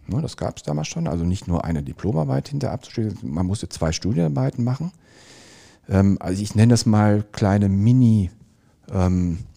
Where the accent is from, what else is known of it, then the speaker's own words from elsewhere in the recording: Dorsten, North Rhine-Westphalia, Germany; ich komme ursprünglich aus Dorsten, das liegt in der Nähe von Bochum.